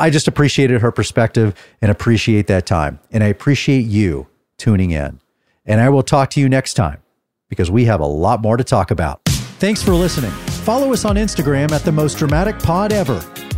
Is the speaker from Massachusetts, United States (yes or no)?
no; Texas, United States; Well, I'm from Texas and I always knew I was going to come home eventually.